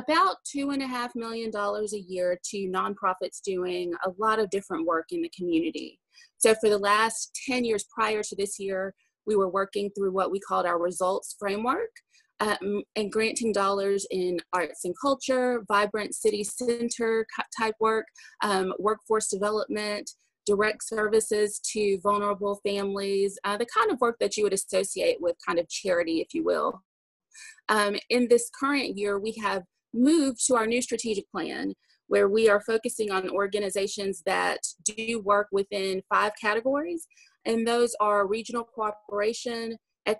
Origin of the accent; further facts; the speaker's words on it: Birmingham, Alabama, United States; also born or lived in Texas / Washington, D.C.; I am actually from Birmingham, grew up here, born in Texas, but I went, you know, spent most of my formative years here